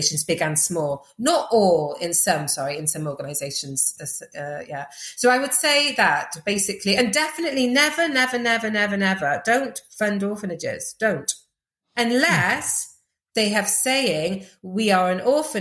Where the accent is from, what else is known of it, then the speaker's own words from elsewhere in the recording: Welsh, Wales, United Kingdom; also born or lived in Uganda; I'm Welsh and I'm a woman